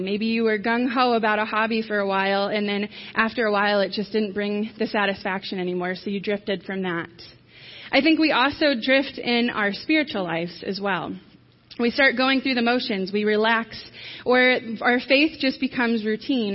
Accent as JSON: {"language": "English", "region": "Michigan", "country": "United States", "tie": "born or raised there", "moved": "yes", "lives_now": "New Knoxville, United States", "said": "I grew up in Michigan."}